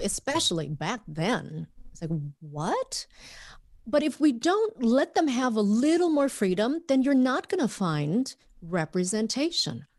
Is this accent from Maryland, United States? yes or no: no; Minnesota, United States; moved away as an adult; also born or lived in Vietnam; now in Los Angeles, United States; growing up in Minnesota.